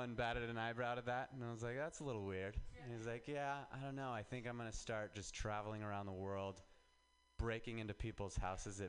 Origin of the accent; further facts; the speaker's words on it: Reno, Nevada, United States; moved away as an adult; now in San Francisco, United States; I'm from Reno